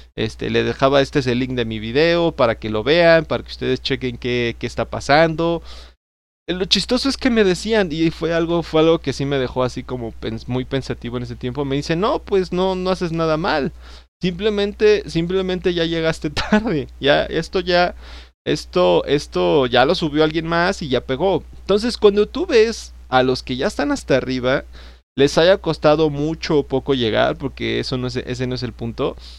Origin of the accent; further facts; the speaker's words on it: State of Mexico, Mexico; yo soy del Estado de México